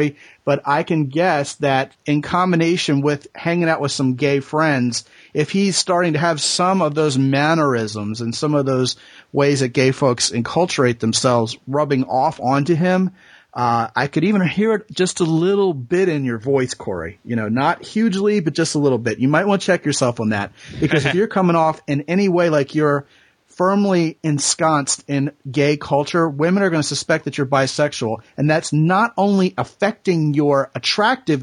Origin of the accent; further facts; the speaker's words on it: Texas, United States; I'm a Texan